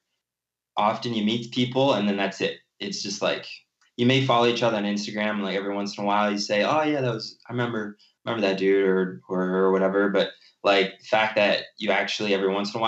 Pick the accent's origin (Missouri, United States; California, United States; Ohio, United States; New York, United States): Ohio, United States; Cincinnati; moved away; I was born and raised in Cincinnati, Ohio